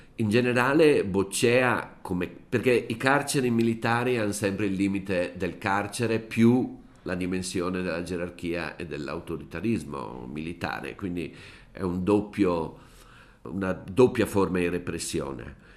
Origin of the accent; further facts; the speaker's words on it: Brescia, Lombardy, Italy; io sono bresciano